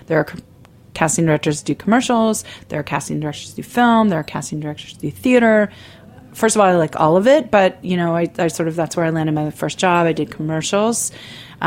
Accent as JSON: {"language": "English", "town": "Baltimore", "region": "Maryland", "country": "United States", "tie": "born or raised there", "moved": "as an adult", "lives_now": "New York City, United States", "said": "I was born in Baltimore"}